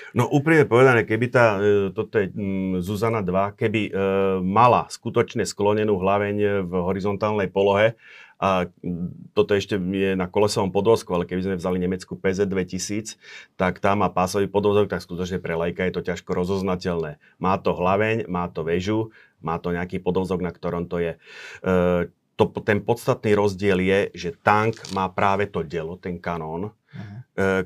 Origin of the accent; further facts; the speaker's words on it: Slovakia; som zo Slovenska